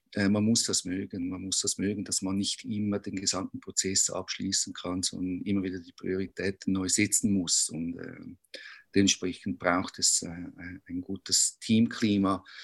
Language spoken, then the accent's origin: German; Zurich, Switzerland; Wie man hört, ich komme aus Zürich